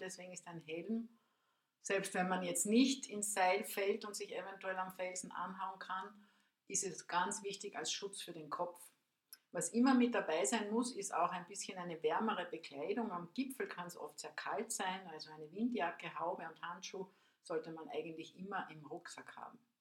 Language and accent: German; Spittal an der Drau, Carinthia, Austria; ich bin aus dem Raum äh, Spital an der Drau, Seeboden am Milstädter See